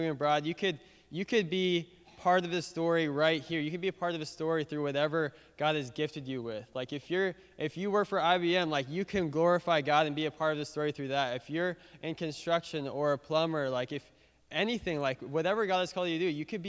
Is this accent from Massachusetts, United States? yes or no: yes; Boston, Massachusetts, United States; growing up in Boston, my dad was a pastor